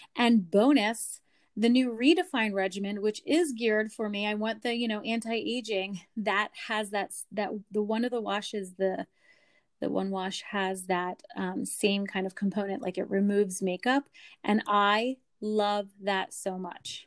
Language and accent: English; Lancaster, Pennsylvania, United States; I am from Lancaster, Pennsylvania